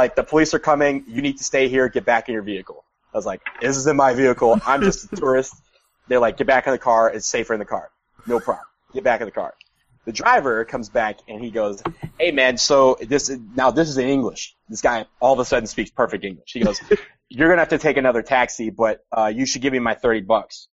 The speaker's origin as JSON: {"language": "English", "country": "United States", "said": "I'm a tourist from the United States"}